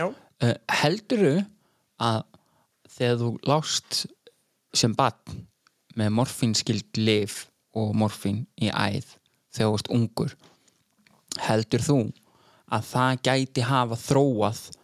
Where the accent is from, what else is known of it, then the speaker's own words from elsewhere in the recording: Iceland; ég var úlst upp í Rútafyrði